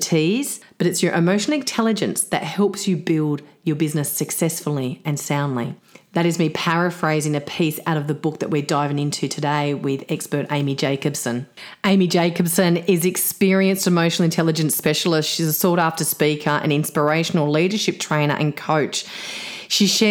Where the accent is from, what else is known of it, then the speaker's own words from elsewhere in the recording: Sydney, New South Wales, Australia; I was actually a Sydney girl